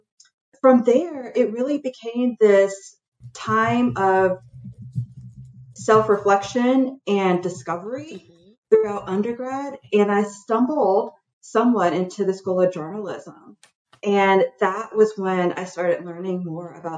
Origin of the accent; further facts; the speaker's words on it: North Carolina, United States; I grew up in North Carolina in a very small town with a small family